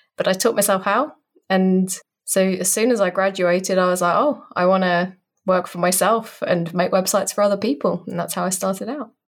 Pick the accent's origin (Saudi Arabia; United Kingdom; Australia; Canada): United Kingdom; accent: British; I'm a British person, in case you couldn't tell by the accent.